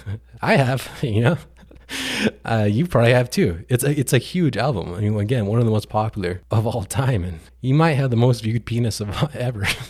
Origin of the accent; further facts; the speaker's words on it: New Mexico, United States; coming to New Mexico, my home state